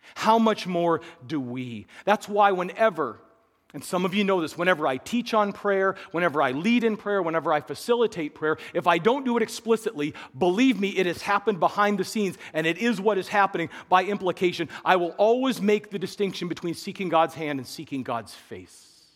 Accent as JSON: {"language": "English", "region": "Midwest", "country": "United States", "tie": "born or raised there", "said": "we were raised in the Midwest"}